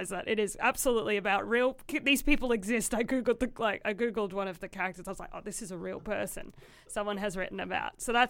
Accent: Queensland, Australia; now in Melbourne, Australia; I grew up in Queensland

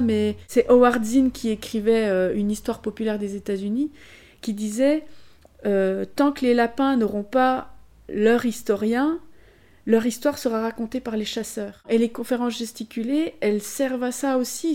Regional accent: Besançon, Bourgogne-Franche-Comté, France

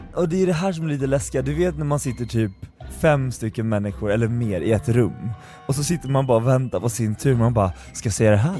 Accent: Eskilstuna, Södermanland, Sweden; jag kommer från Eskilstuna

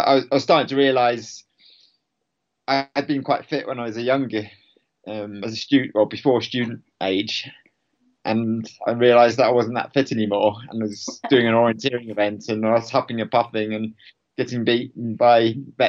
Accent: Hertfordshire, East of England, United Kingdom; moved away as an adult; now in Cumbria, United Kingdom; I'm originally from Hertfordshire

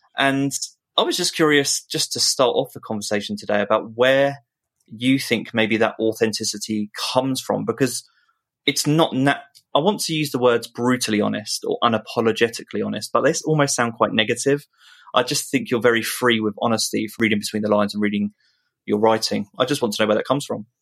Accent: United Kingdom; being British

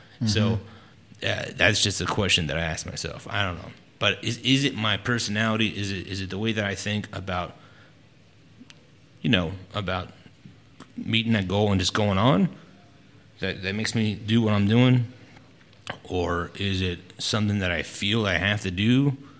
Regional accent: California, United States; born there; now in Texas, United States; Well, military life, so I was a military brat.

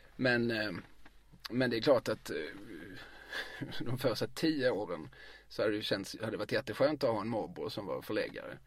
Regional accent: Eslöv, Skåne, Sweden; moved away as an adult; also born or lived in Lund; now in Malmö, Sweden; jag gick i skola i Eslöv. Mina, eh, jag kom till Eslöv, började skolan, tog studenten, lämnade Eslöv.

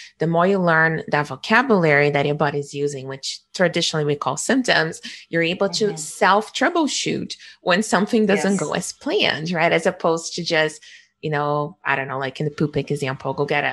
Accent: Rio de Janeiro, Brazil; moved away; I was born in Rio

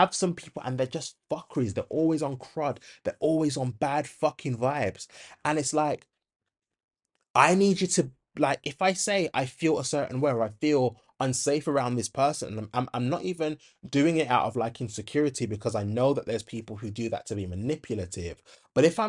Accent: Handsworth, West Midlands, United Kingdom; It really reminds me of like when I was growing up in Handsworth, and you'd get like these white women that would make racist remarks

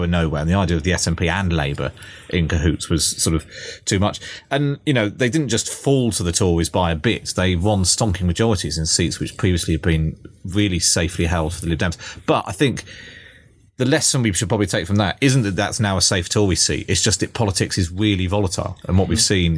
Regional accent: Somerset, South West England, United Kingdom; I'm from Somerset

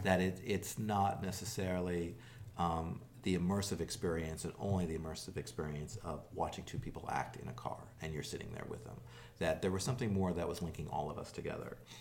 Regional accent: Los Angeles, California, United States; also born or lived in New York; I was born in New York, but I grew up here in Los Angeles

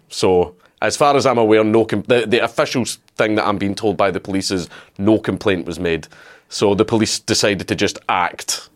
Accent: Scotland, United Kingdom; I'm Scottish

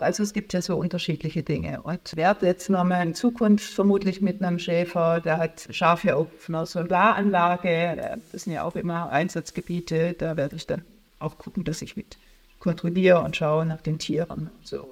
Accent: Stuttgart-Heilbronn area, Baden-Württemberg, Germany; moved away as an adult; also born or lived in Tübingen / Karlsruhe; now in Berlin, Germany; also ich bin in Tübingen in Süddeutschland geboren und dann Stuttgart-Heilbronner Ecke aufgewachsen

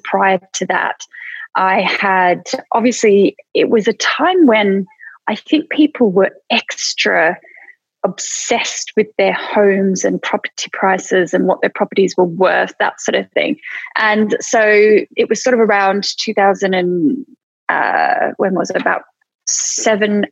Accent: Australia; moved away as an adult; now in United Kingdom; I came over from Australia in 2000

